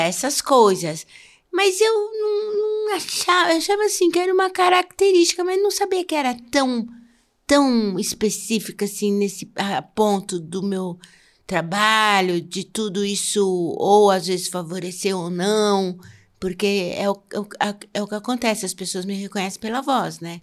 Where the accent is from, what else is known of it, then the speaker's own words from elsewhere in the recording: São Paulo, Brazil; accent: paulista; moved away; also born or lived in Rio de Janeiro; meu sotaque era muito paulista